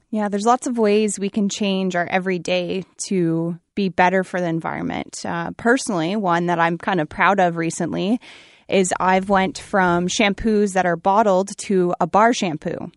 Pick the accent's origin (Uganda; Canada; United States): Canada; Brussels, Ontario; born or raised there